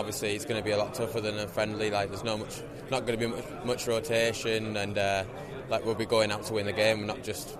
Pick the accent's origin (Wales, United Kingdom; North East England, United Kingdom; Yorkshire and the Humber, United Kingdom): North East England, United Kingdom; Durham; moved away; I'm from Durham, so I mean, so I can stay at my mum and dad's house